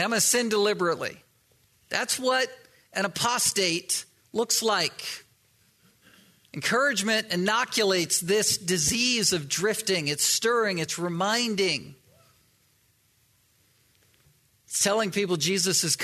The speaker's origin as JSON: {"language": "English", "region": "East Coast", "country": "United States", "tie": "born or raised there", "said": "I grew up on the East Coast and used to surf waves"}